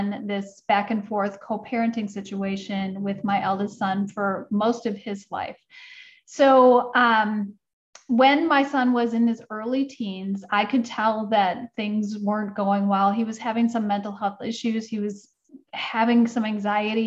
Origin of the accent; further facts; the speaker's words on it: Midwest, United States; I grew up in the Midwest and I had a very traditional upbringing.